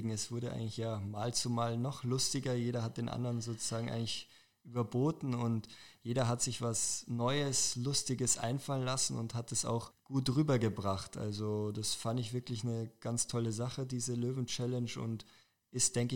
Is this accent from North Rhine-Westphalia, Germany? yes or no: no; Weichs, Bavaria, Germany; now in Munich, Germany; Also ich komme ursprünglich aus dem Dachauer Hinterland, wurde in Dachau auch geboren, genauer gesagt aus Weixs. Habe da ja, jahrelang gewohnt und jetzt seit zwei Jahren wohne ich mit meiner Freundin zusammen in München in einer Wohnung